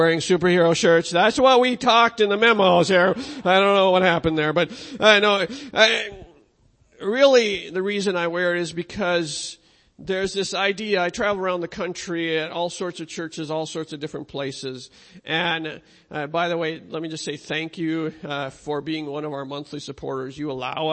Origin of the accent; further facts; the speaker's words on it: Minnesota, United States; I'm from Minnesota